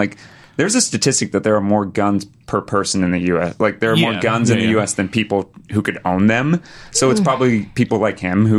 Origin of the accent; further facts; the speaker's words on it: Texas, United States; now in Los Angeles, United States; I grew up in Texas.